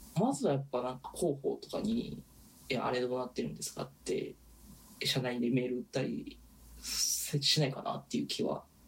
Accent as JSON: {"language": "Japanese", "region": "Osaka", "country": "Japan", "moved": "yes", "said": "特に僕らがいたのは大阪じゃないですか"}